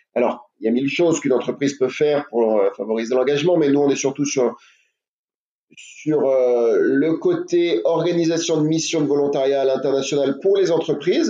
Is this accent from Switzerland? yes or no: no; France; je suis français